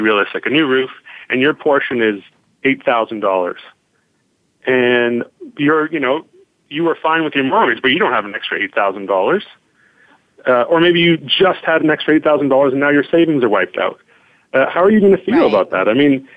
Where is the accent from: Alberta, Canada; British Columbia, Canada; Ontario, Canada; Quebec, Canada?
British Columbia, Canada; Vancouver; I grew up in Kitsilano. I grew up on 5th and Maple